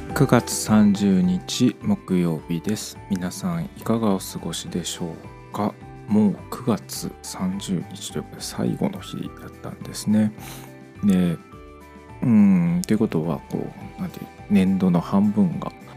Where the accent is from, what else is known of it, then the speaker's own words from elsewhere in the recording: Kochi, Japan; 7月はですね地元の高知県で、えーネゴシリアスプレーのワークショップのファシリテーターをさせてもらう機会があったり